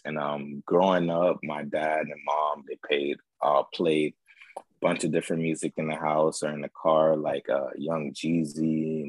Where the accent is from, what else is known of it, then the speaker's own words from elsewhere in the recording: Fort Lauderdale, Florida, United States; also born or lived in Jacksonville, Florida; because I'm really from South Florida, so for Lauderdale